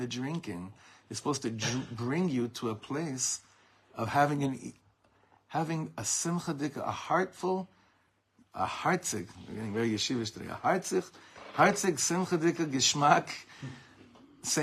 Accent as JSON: {"language": "English", "town": "Beverly Hills", "region": "California", "country": "United States", "tie": "born or raised there", "said": "I grew up in Beverly Hills"}